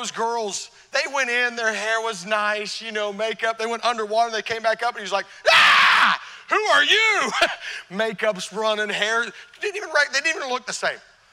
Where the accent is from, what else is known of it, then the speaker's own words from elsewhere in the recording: Tennessee, United States; now in Connecticut, United States; I'm from Tennessee